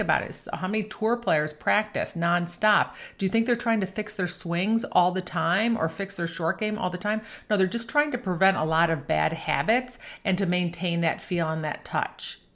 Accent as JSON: {"language": "English", "town": "Buffalo", "region": "New York", "country": "United States", "tie": "born or raised there", "said": "I grew up playing golf in Buffalo, New York"}